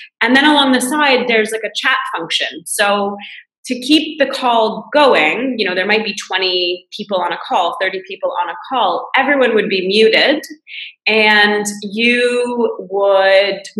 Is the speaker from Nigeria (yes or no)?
no; Canada; moved away as an adult; now in France; I'm Canadian, but I moved to France to work at a business school here